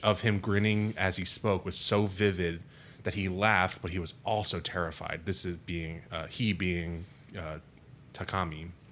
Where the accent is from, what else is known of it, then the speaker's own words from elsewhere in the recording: United States; being American citizens